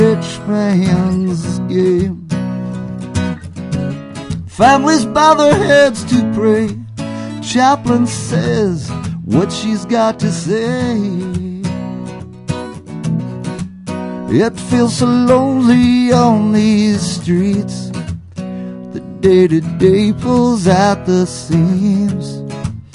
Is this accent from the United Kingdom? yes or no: no; Hallock, Minnesota, United States; moved away; Curt and I flew up to my hometown